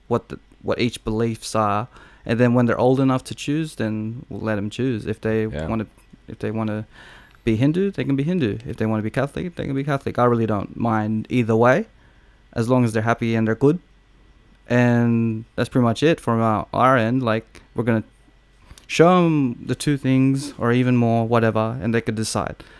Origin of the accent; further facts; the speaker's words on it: Australia; we're like the first generation's Australians. So we're all Australian